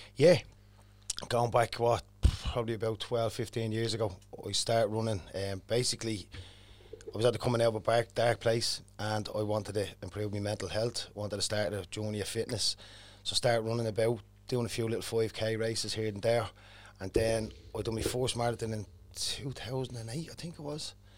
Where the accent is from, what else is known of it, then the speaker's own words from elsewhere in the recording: Dublin, Leinster, Ireland; growing up in Cherry Arthur was a bit of a, bit of a mad place it was years ago